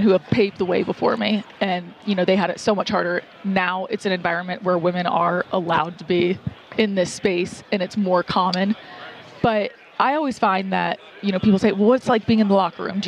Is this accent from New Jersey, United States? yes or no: no; Atlanta, Georgia, United States; I grew up in Atlanta, which is like SEC country